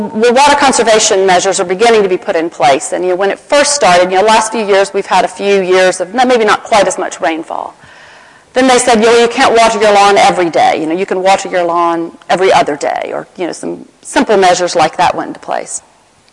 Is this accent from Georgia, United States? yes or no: yes; Atlanta, Georgia, United States; accent: Southern American; my hometown of Atlanta, Georgia